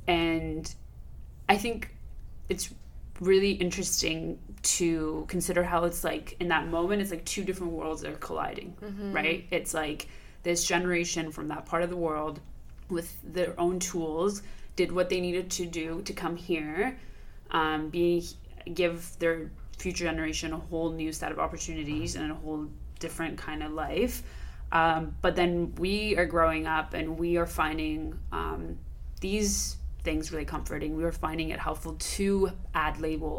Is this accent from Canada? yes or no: no; Iran; how is it that we grew up with in Iran during a time of revolution, and then a war, and then another war